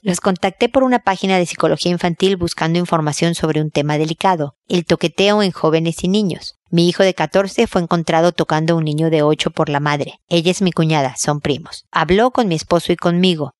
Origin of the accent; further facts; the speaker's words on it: Mexico; para mis hijos y para mí, como buenos mexicanos